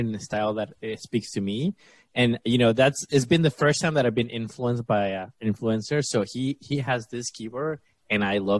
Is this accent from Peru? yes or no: yes; Peru; moved away; I'm from Latin America